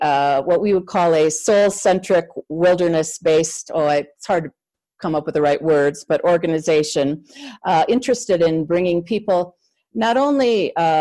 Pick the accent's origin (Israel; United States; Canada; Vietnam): United States; Midwest; moved away as an adult; also born or lived in Chicago area / Santa Fe area; I grew up in the Midwest, USA, in a smallish town, kind of outside town.